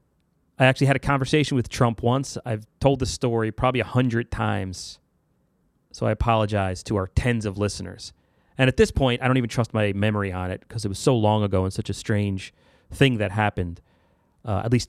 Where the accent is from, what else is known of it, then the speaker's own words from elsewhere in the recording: about an hour north of New York City, United States; I'm from New York, grew up about an hour north of New York City, on the Harlem Line of Metro North.